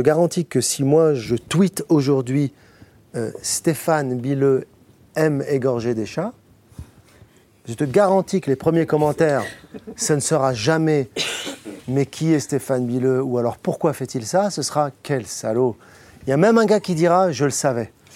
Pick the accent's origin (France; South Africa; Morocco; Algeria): Morocco; Je suis du Maroc